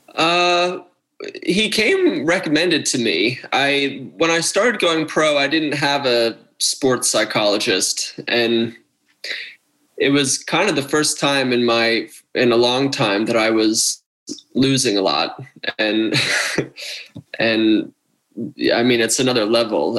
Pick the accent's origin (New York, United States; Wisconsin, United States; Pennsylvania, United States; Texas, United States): Pennsylvania, United States; Wayne; I'm from Wayne, Pennsylvania, near where uh, where Mitch has his practice now. That's where I grew up